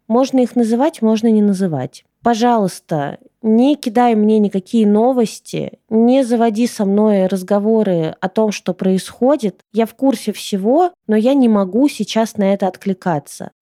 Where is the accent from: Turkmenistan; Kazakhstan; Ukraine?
Ukraine; also born or lived in Russia; now in Bali, Indonesia; я родилась в Украине, а сейчас у меня там паспорт России